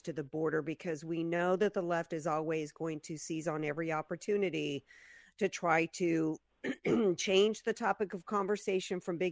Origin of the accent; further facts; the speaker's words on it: Louisiana, United States; growing up in the South, in Louisiana